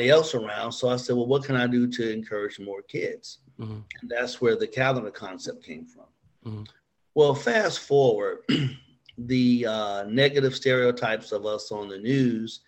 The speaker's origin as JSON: {"language": "English", "town": "Gary", "region": "Indiana", "country": "United States", "said": "I'm from Gary, Indiana."}